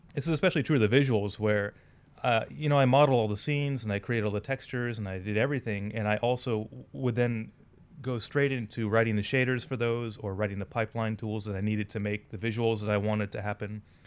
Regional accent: United States; now in Saitama, Japan; as an American

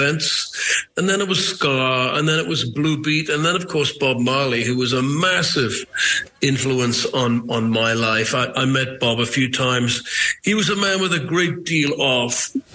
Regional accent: Newcastle upon Tyne, North East England, United Kingdom; I'm from Newcastle

